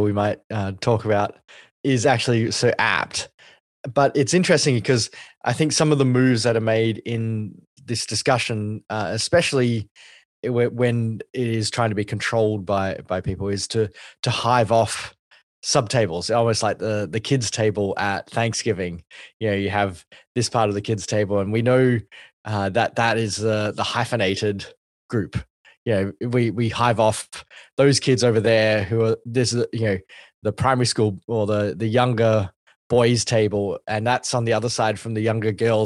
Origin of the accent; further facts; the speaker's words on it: Australia; as an Asian Australian